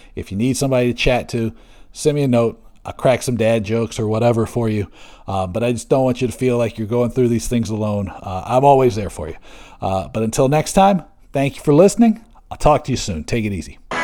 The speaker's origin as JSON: {"language": "English", "town": "Seattle", "region": "Washington", "country": "United States", "tie": "born or raised there", "also_born_or_lived": "Bremerton, Washington", "moved": "yes", "said": "my hometown of Seattle. I was born in Bremerton, right across the Puget Sound"}